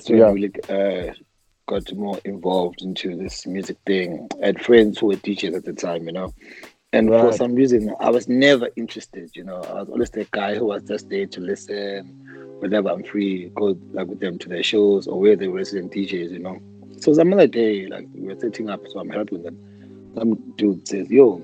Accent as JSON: {"language": "English", "region": "Mpumalanga", "country": "South Africa", "tie": "born or raised there", "also_born_or_lived": "Pretoria", "moved": "as an adult", "said": "So I grew up in Grill, a small mining town in Grill, called Grill in Mpumalanga. That's where my whole childhood was"}